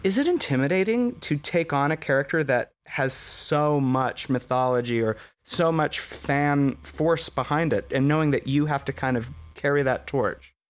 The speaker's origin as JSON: {"language": "English", "country": "United States"}